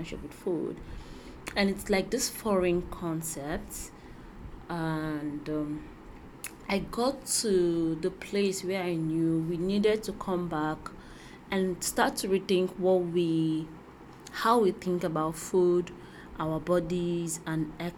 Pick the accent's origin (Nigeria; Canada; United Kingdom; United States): Nigeria; growing up in Nigeria